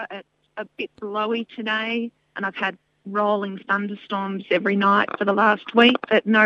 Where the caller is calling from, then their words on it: Selwyn South, Victoria, Australia; So I'm calling in from Selwyn South, which is about two days' walk south of Mount Hotham.